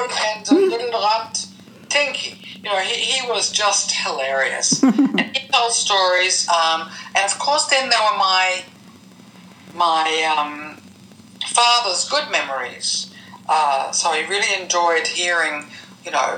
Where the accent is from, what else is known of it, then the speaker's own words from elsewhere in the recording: New Zealand; moved away; growing up in New Zealand in that British colonial world